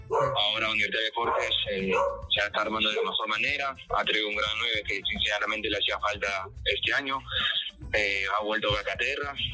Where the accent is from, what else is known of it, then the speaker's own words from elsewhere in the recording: Comas, Lima, Peru; yo soy de Rico comas